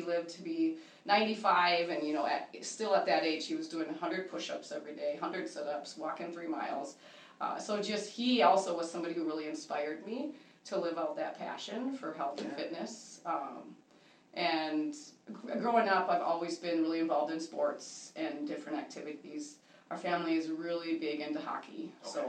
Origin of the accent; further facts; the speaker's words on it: New Brighton, Minnesota, United States; also born or lived in Sioux Falls, South Dakota / Marshall, Minnesota; But I spent most of my childhood in New Brighton, grew up in the Moundsview School District, went to Irondale High School.